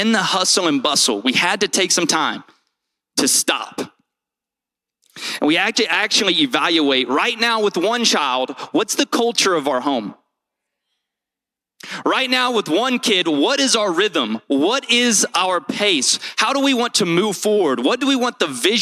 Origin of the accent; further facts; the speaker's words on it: Shreveport, Louisiana, United States; moved away; We come from Shreveport, Louisiana, and the actual nickname for Shreveport, Louisiana, just to help you understand me, is Ratchet City